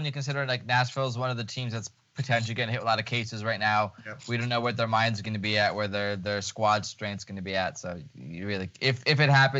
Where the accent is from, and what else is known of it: Lviv, Lviv Oblast, Ukraine; born or raised there